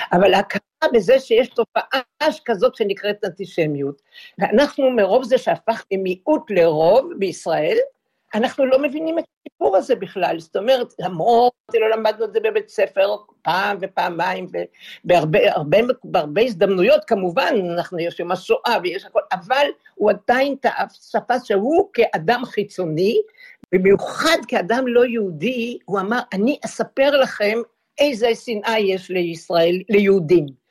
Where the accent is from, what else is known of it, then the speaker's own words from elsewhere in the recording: Israel; אנחנו לא נתפסים כישראלים שגדלו בארץ